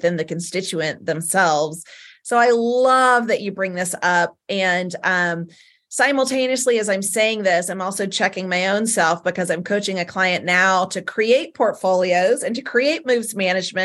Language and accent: English; Southern United States, United States; accent: Southern; my Southern accent